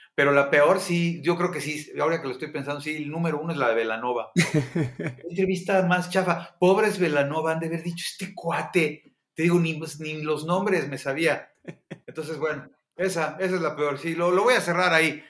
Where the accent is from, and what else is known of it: Mexico